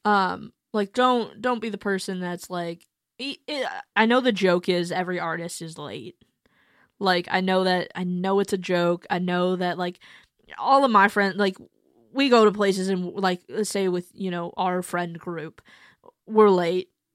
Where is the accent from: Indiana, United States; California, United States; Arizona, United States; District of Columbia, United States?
Arizona, United States; Mesa; moved away; also born or lived in Akron, Ohio; I'm from Akron, um, but I grew up in Mesa, Arizona